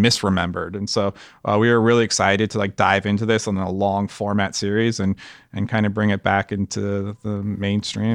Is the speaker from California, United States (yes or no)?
yes; Los Angeles, California, United States; we grew up in Los Angeles